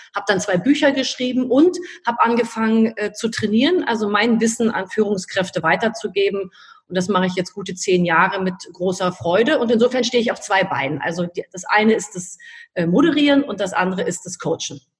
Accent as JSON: {"language": "German", "region": "Berlin", "country": "Germany", "said": "Ich lebe in Berlin. Ich liebe Berlin. Ich bin eine echte Berlinerin."}